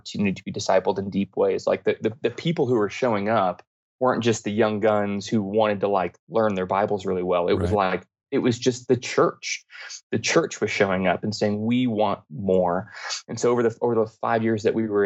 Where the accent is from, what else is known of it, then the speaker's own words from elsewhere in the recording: Denver, Colorado, United States; I grew up here in Denver, Colorado